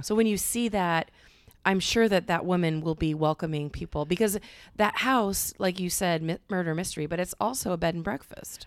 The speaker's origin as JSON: {"language": "English", "town": "Cedar Rapids", "region": "Iowa", "country": "United States", "said": "I'm from Cedar Rapids"}